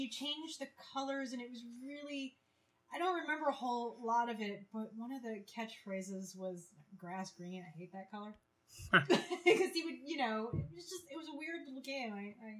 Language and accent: English; New York, United States; when you're growing up in New York